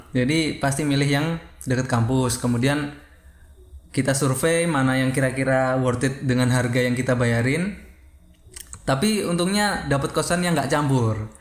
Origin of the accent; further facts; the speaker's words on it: East Java, Indonesia; accent: East Javanese; moved away as an adult; now in Yogyakarta, Indonesia; aku asli Jawa Timur